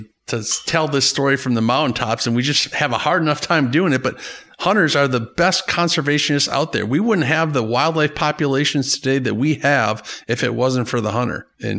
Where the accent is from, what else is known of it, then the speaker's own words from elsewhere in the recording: Green Lake, Wisconsin, United States; I grew up in Green Lake, Wisconsin. I grew up in the Horicon Zone, Horicon Marsh